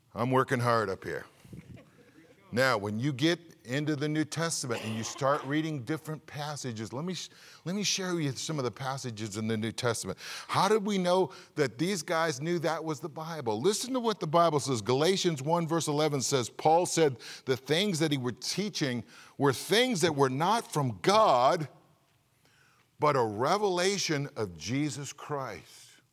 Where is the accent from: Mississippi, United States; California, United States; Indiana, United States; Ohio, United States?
California, United States; moved away; being from California